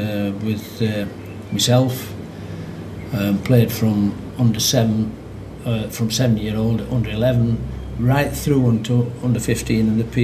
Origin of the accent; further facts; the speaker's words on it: Barnsley, Yorkshire and the Humber, United Kingdom; I was born in Cundy Cross, which is not far away from Oakwell.